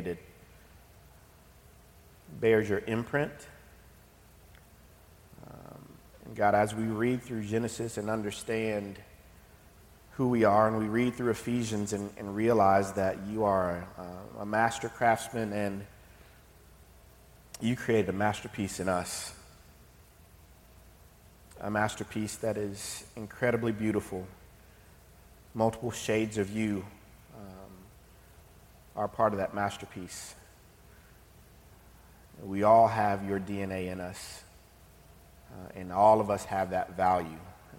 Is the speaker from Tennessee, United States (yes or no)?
yes; Knoxville, Tennessee, United States; I grew up in Knoxville, born and raised.